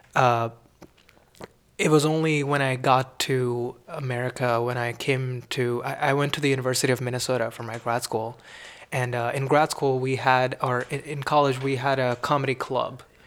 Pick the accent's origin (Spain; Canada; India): India; Mumbai, Maharashtra; moved away as an adult; now in Austin, United States; I grew up in Mumbai, India